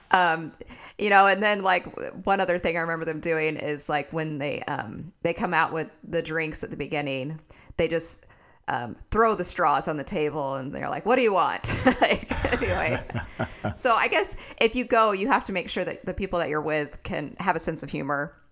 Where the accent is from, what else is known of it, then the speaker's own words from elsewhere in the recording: Texas, United States; I'm a Texan